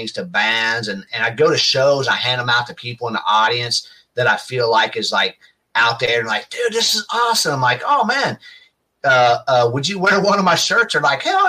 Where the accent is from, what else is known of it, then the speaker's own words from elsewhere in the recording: Dayton, Ohio, United States; I grew up near Cincinnati in Dayton, Ohio.